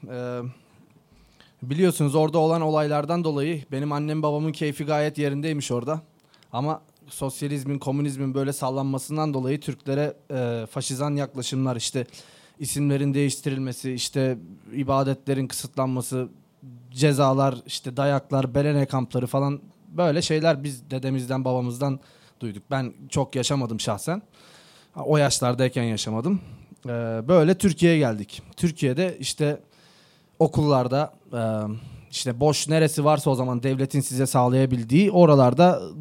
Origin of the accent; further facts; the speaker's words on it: Kardzhali, Kardzhali Province, Bulgaria; born there; Ee, ben 1990 yılında Bulgaristan'ın Kırcaali kentinde doğdum.